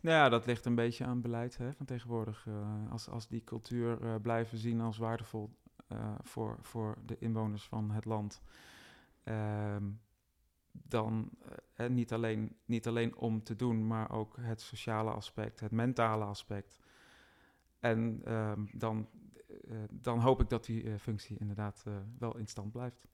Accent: Roosendaal, North Brabant, Netherlands; Ik ben al wel geboren en getogen in Roosendaal, nota bene, het rijkste dorp van Nederland zo'n beetje.

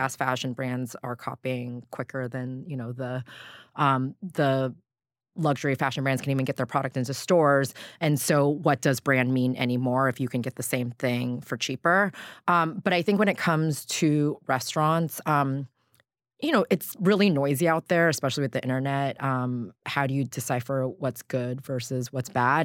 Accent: Southern California, United States; I grew up in Southern California

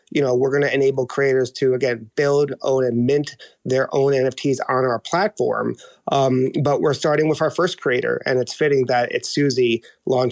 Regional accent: New York, United States; I'm Dominican, born and raised in New York, but all my family is still in Santo Domingo

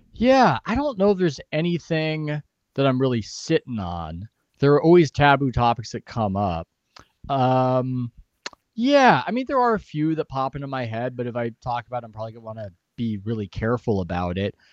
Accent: San Diego, California, United States; I'm from San Diego

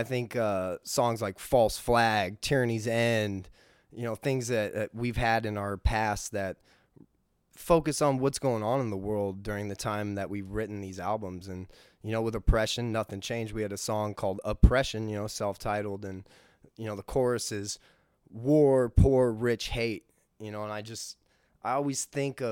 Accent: United States; born, raised in America

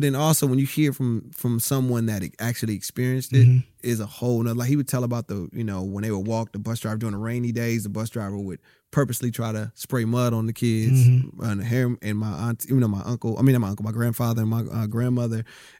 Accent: Rialto, California, United States; also born or lived in Compton; I grew up, like I said, I was in Compton. I grew up in Rialto. My father's from Harlem, New York.

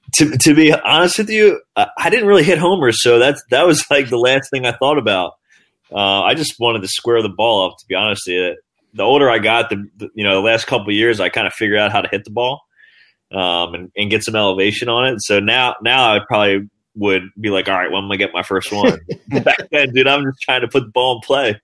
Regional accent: New Jersey, United States; I'm from New Jersey

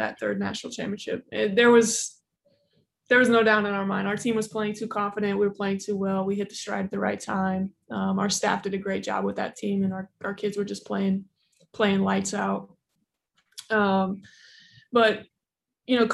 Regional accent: Indiana, United States; born and raised in Indiana

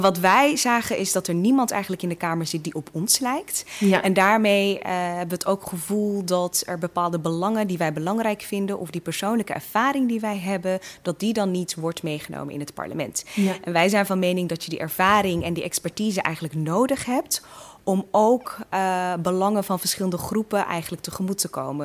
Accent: Assen, Drenthe, Netherlands; also born or lived in Eritrea / Veendam; in Assen ehm, ja, ben ik gewoon helemaal opgegroeid

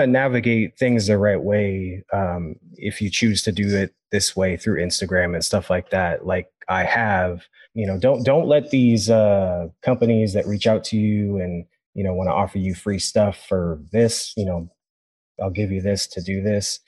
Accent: Sacramento, California, United States; I grew up in Sacramento my whole life

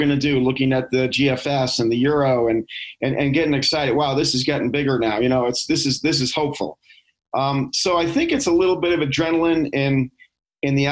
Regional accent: New York, United States; moved away; I grew up in New York, actually, in the suburbs

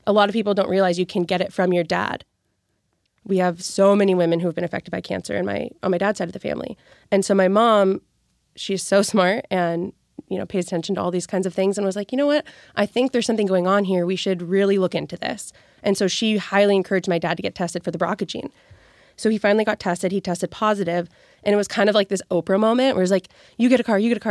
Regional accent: California, United States; moved away; I'm from California. Originally, my family lives in California

